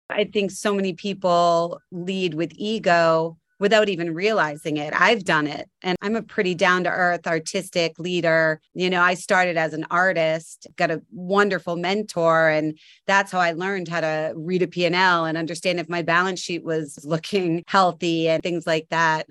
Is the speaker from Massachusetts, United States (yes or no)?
yes; Cape Cod, Massachusetts, United States; I grew up on Cape Cod